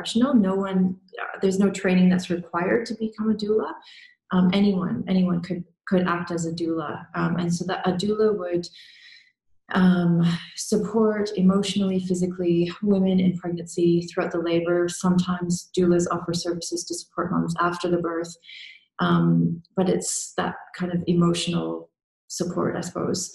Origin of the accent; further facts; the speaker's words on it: Canada; moved away; I'm originally from Canada